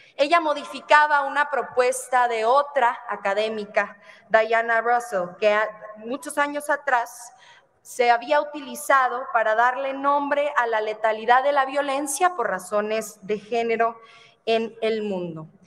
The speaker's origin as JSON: {"language": "Spanish", "town": "Ciudad Juárez", "region": "Chihuahua", "country": "Mexico", "tie": "born or raised there", "said": "mi tierra natal, en Ciudad Juárez, Chihuahua"}